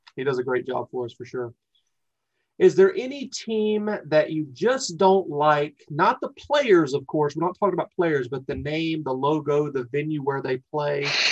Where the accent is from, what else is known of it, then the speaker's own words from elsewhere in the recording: North Carolina, United States; moved away as an adult; I'm from North Carolina. I don't know if you can tell by the accent